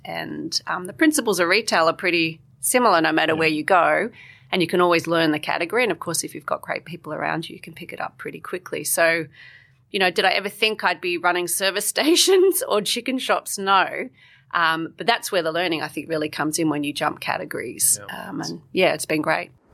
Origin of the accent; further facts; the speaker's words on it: Canberra, Australian Capital Territory, Australia; I grew up in Canberra